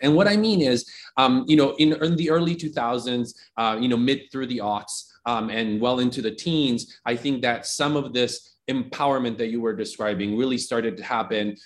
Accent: Italy; moved away as an adult; also born or lived in Austin, Texas; now in United States; I grew up in Italy, very traditional education, formal education in Italy all the way through a couple of years of undergrad.

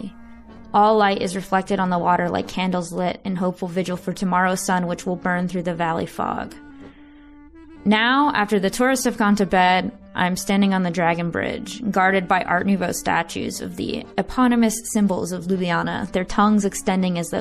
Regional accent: United States; accent: American; my American accent

